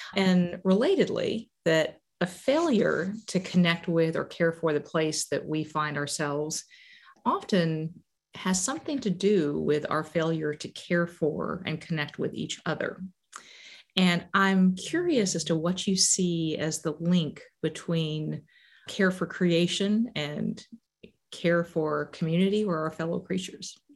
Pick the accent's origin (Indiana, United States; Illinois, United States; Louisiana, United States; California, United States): Illinois, United States; growing up in Illinois